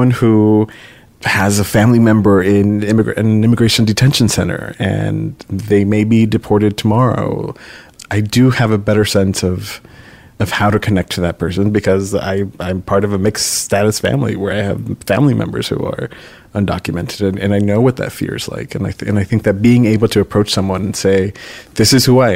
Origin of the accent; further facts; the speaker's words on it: Los Angeles, California, United States; also born or lived in San Francisco; I was born and raised in Los Angeles